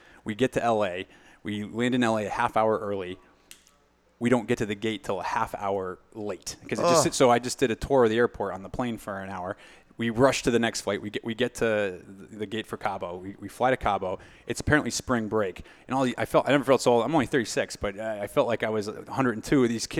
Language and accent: English; Miami, Florida, United States; Yeah. Remember, I'm from Miami.